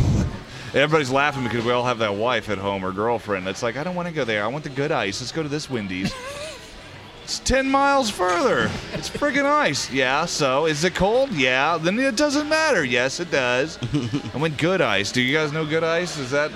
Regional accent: Northern US, United States; now in Birmingham, United States; I'm actually from the North. I'm a Yankee, but I've just been living here long enough, and it's where I keep all my stuff.

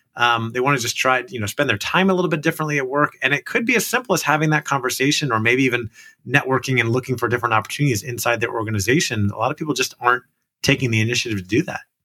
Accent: Orlando, Florida, United States; I grew up in Orlando, Florida

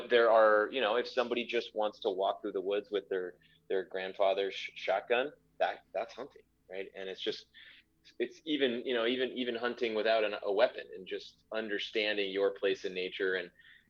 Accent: Dallas, Texas, United States; moved away as an adult; also born or lived in Los Angeles / Tanzania; now in Livingston, United States; moved back to Dallas, my hometown

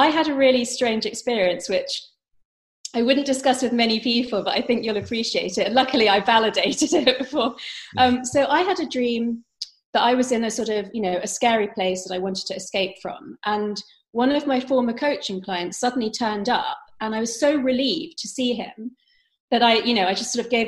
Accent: London, United Kingdom; I was brought up by Indian parents, but I was brought up in London, England.

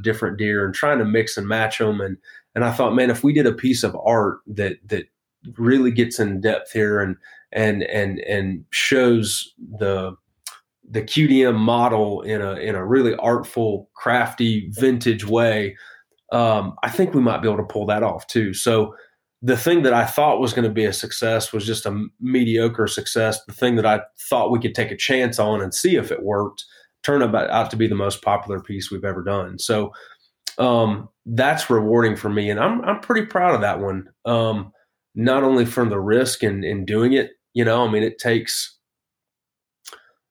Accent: Western Illinois, United States; I actually grew up in Western Illinois

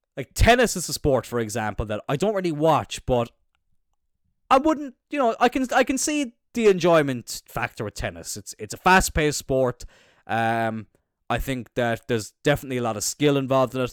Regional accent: Cloyne, Munster, Ireland; I'm from Cline

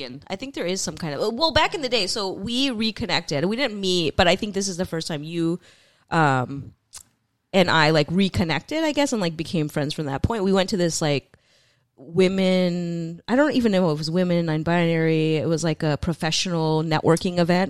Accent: San Francisco, California, United States; both of us are people who are, like, born and raised in San Francisco and the Bay

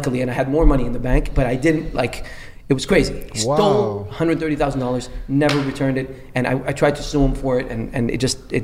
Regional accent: Dubai, United Arab Emirates; moved away as an adult; also born or lived in Lebanon / Montreal, Canada; growing up in Dubai in a Muslim country, I'm a Christian

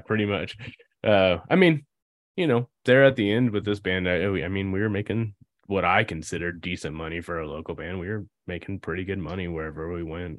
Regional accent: Indianapolis, Indiana, United States; We're from Indy

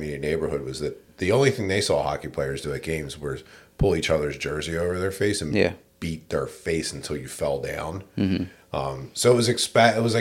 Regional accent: Philadelphia, Pennsylvania, United States; growing up in Philly's interesting, man. This made me the person I am today, for better or worse

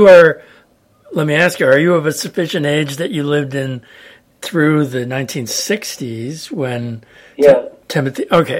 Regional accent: San Luis Obispo, California, United States; my hometown, San Luis Obispo, California.

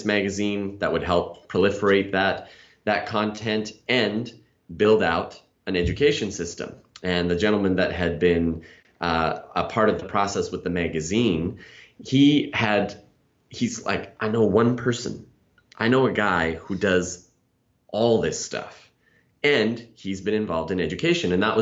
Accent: Canada; moved away; I'm originally from Canada

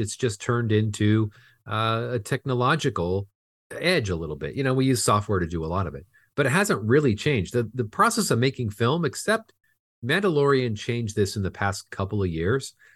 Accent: Fullerton, California, United States; I grew up in Fullerton, California, which is just in the border of L A and Orange County

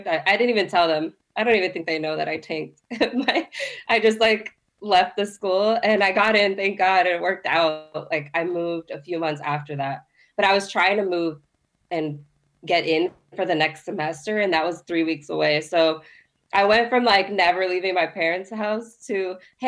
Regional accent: Miami, Florida, United States; I was raised in Miami

